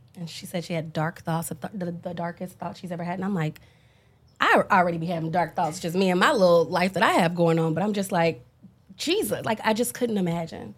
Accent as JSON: {"language": "English", "town": "Dallas", "region": "Texas", "country": "United States", "said": "when you're black and from the deep south, I'm from Dallas"}